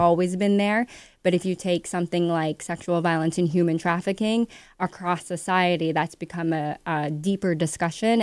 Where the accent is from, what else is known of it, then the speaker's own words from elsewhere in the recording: Ottawa, Ontario, Canada; moved away as an adult; now in Toronto, Canada; I was born in Toronto, but raised in Ottawa. Moved here at nineteen